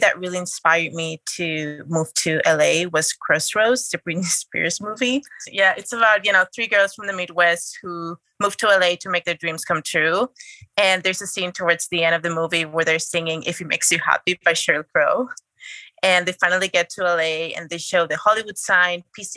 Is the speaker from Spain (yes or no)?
yes; Madrid, Community of Madrid, Spain; moved away as an adult; also born or lived in New York City; now in Los Angeles, United States; I'm originally from Spain. I grew up in Madrid. I was born in New York City